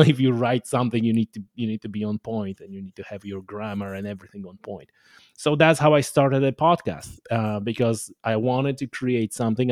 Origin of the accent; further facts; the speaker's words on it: Poland; English is a second language; moved away as an adult; now in Ireland; I was born in Poland, so I'm Polish. Uh, I only moved to Ireland, you know, number of years ago, fifteen, I guess, at this point. So, it was all in, in, in Poland